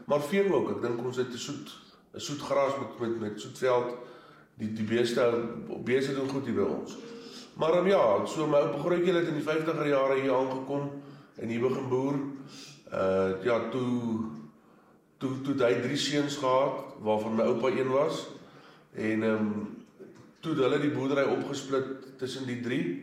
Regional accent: Standerton, Mpumalanga, South Africa; ek is ook al die eh, die vierde generasie op op op, op Standerton. My ou grootjie het hier laat 40s, 1950s wêreld hier aangekom.

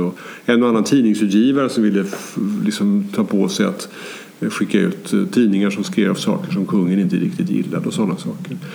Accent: Sweden; jag är svensk och bor i det här landet

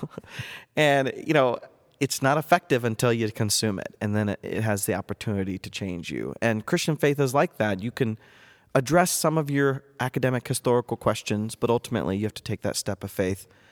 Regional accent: North Central Ohio, United States; moved away as an adult; also born or lived in Boston area / Durham, England; I was born and raised in North Central Ohio

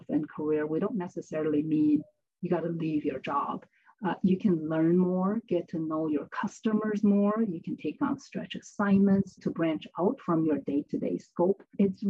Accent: China; moved away as an adult; now in United States; I grew up in China, finished university in China, and came to the United States for graduate school

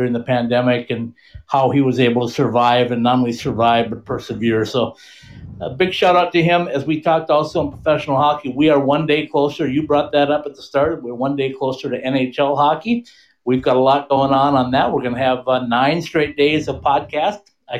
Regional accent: Minnesota, United States; moved away

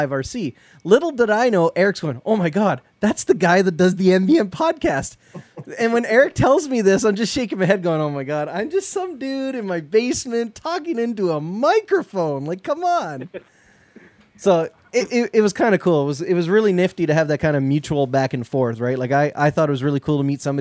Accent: Canada; I'm Canadian

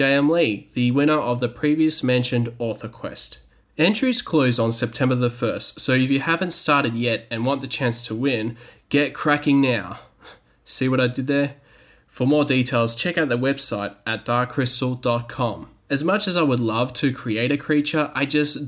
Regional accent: Australia; because I'm from Australia, I was excluded

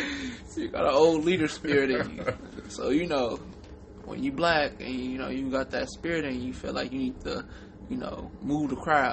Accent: California, United States; I'm from California

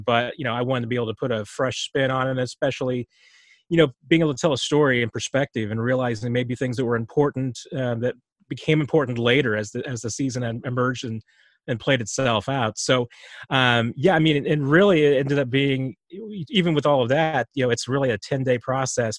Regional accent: Springfield, United States; I grew up in Springfield, you know, where the team was

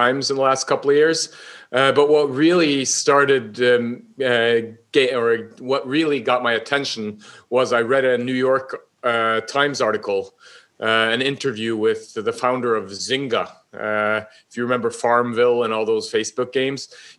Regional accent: Northern Norway, Norway; I'm from Norway, obviously, up in the north

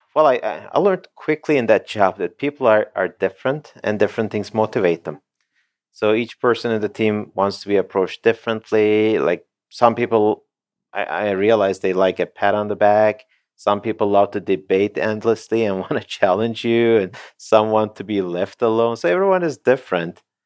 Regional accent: Turkey; moved away as an adult; also born or lived in Canada / United States / Netherlands; I was born and raised in Turkey, and I, I was there until, um, twenty-eight, twenty-nine

